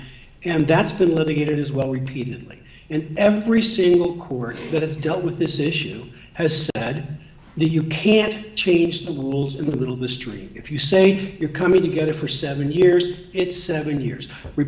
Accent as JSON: {"language": "English", "region": "Virginia", "country": "United States", "said": "even though I'm from Virginia."}